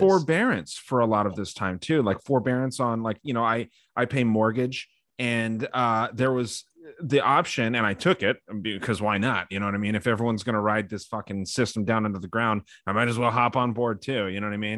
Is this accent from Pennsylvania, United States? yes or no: no; Arizona, United States; my home state of Arizona